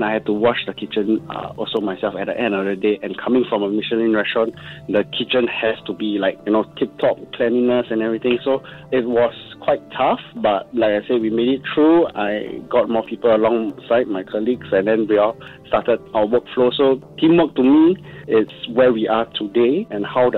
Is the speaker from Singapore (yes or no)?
yes; Singapore; being a Singaporean, and especially our culture of hawker center